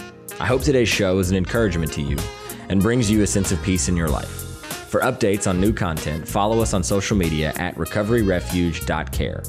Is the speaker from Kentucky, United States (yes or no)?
yes; Central Kentucky, United States; moved away; also born or lived in South Florida; I am from Central Kentucky, which unfortunately is the pill capital of the world